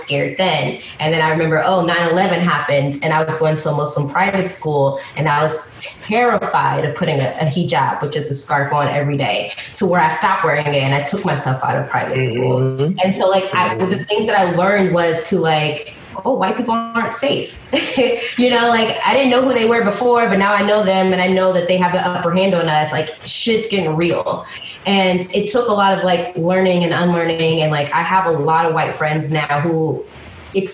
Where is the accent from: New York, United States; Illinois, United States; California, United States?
Illinois, United States; Chicago; moved away; also born or lived in Atlanta; I was born in Chicago, Southside. I grew up like I have distinct memories of living in the projects.